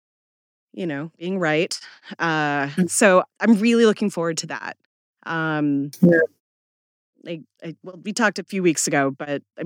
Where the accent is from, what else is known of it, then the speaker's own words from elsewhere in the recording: Seattle, Washington, United States; moved away; born and raised in Seattle